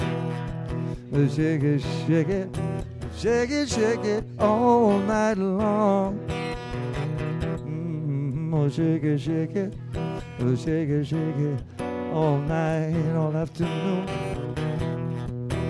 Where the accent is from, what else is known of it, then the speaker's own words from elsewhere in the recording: Liverpool, North West England, United Kingdom; moved away; my hometown, Liverpool